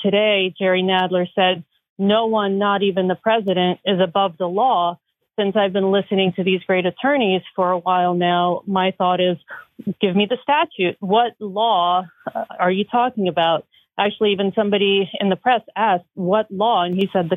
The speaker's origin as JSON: {"language": "English", "country": "Ukraine", "also_born_or_lived": "Soviet Union", "moved": "yes", "lives_now": "United States", "said": "I came here as a Jewish refugee from Ukraine, and I have been here for 40 years."}